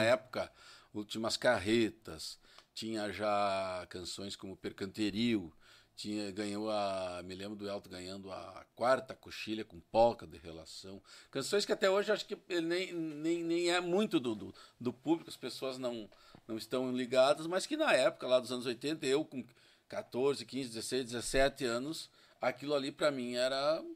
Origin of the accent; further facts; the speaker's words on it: São Luiz Gonzaga, Rio Grande do Sul, Brazil; Eu sou natural de São Luís Gonzaga